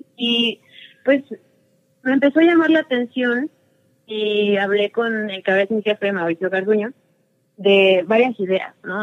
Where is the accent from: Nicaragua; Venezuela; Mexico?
Mexico; Toluca, State of Mexico; yo nací aquí en Toluca y aquí vivo desde tengo memoria.